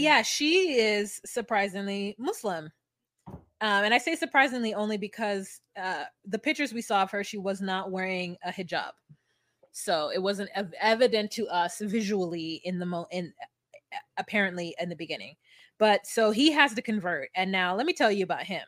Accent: United States; me being an American

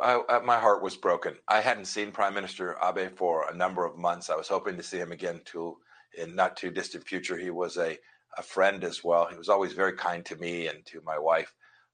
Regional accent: Kansas, United States; I'm from Kansas.

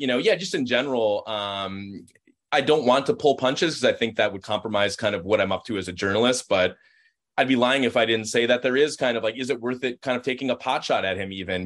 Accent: Minnesota, United States; being a Minnesotan

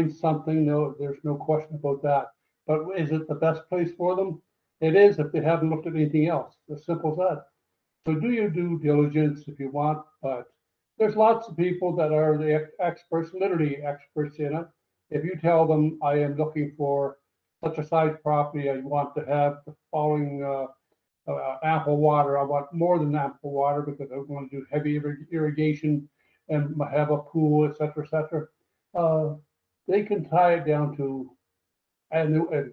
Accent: Canada; moved away as an adult; now in Costa Rica; I haven't been back to Canada, my home country, for now 23, 24 years

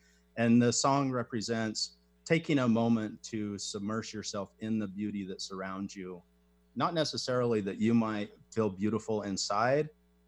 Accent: Utah, United States; my background is I was raised here in Utah by a traditional Utah family, raised in the Mormon culture and the Mormon religion.

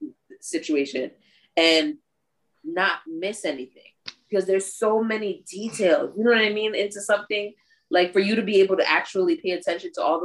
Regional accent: New York, United States; moved away; Originally, I'm from New York

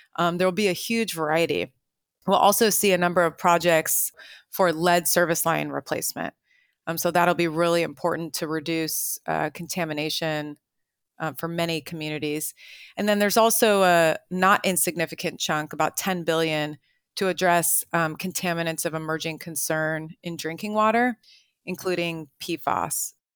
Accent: Marin County, California, United States; here in my hometown of Marin County

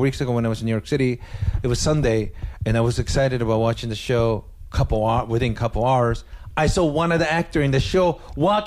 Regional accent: Japan; now in United States; I'm originally from Japan

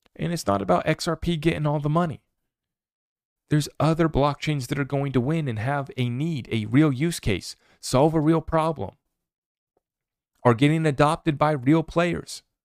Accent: United States

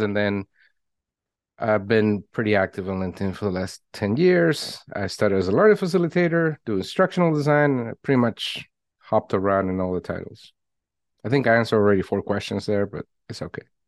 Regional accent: Venezuela; moved away; I was born in Venezuela, if we go way back

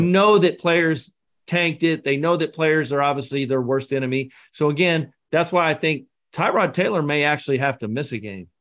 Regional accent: Scotland, United Kingdom; I'm the Scotsman

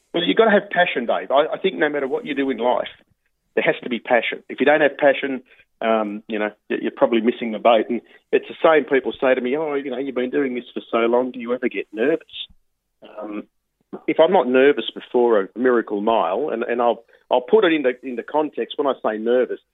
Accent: Sydney, New South Wales, Australia; grew up at Mount Druitt uh, in Sydney's west, uh, working class area

